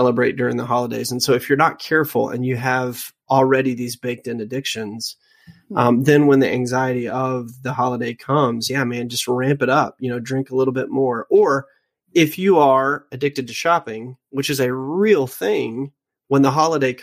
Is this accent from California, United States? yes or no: no; Louisiana, United States; I was raised in Louisiana